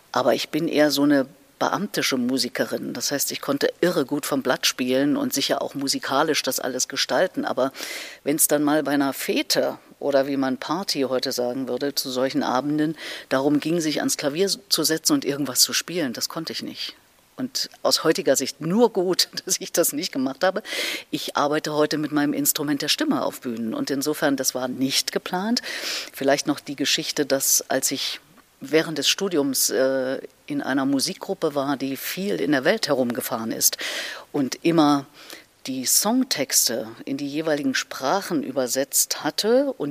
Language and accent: German; Erfurt, Thuringia, Germany; Und alleine in Erfurt, in meiner Heimatstadt, wo ich damals ja lebte, gab es eine bessere Querflötistin als mich.